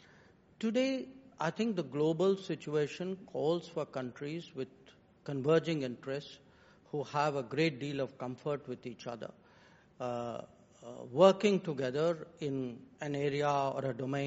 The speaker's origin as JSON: {"language": "English", "country": "India", "said": "I am today an Indian"}